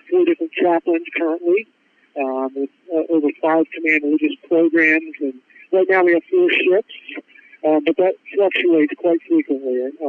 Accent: Ohio, United States; moved away; Sure. Yeah, so I'm originally from Ohio

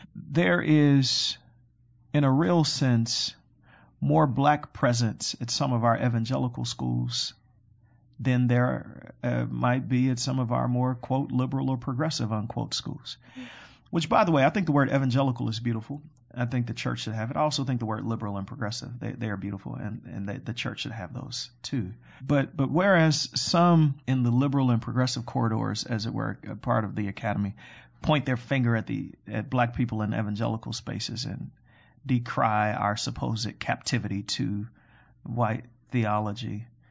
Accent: Chicago, Illinois, United States; I am born and raised in Chicago on the far south side of Chicago

